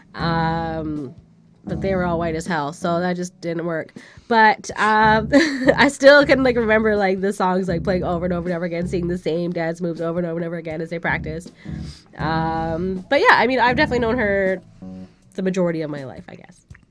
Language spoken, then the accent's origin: English; Canada; we're Canadian